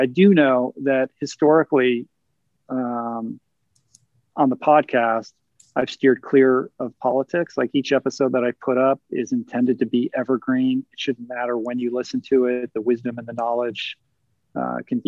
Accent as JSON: {"language": "English", "town": "Washington", "region": "District of Columbia", "country": "United States", "tie": "born or raised there", "said": "I grew up in Washington, D.C. I grew up surrounded by politics and politicians"}